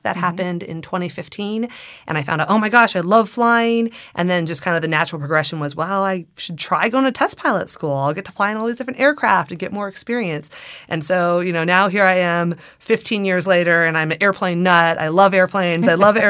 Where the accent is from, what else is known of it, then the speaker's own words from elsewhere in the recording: California, United States; So I grew up in the Antelope Valley, surrounded by flight tests, surrounded by the B-2 being built out at Palmdale and seeing that fly.